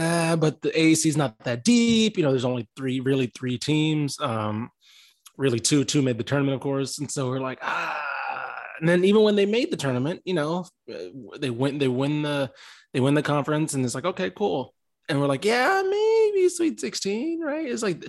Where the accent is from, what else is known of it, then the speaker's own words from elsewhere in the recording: Manor, Texas, United States; he's from Maynard, Texas. So like, that's my hometown.